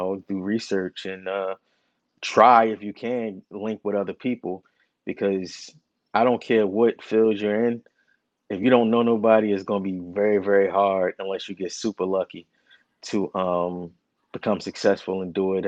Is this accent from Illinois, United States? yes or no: no; Newark, New Jersey, United States; I'm from Newark, New Jersey. Lived in my whole life.